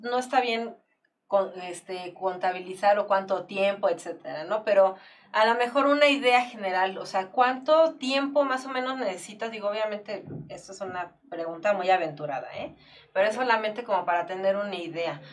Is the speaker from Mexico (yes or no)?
yes; Mexico; como mexicanos